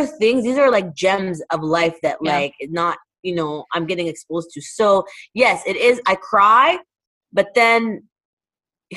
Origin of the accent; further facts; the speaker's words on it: Toronto, Ontario, Canada; moved away as an adult; now in Dubai, United Arab Emirates; where I'm from Toronto, where we just talk to everybody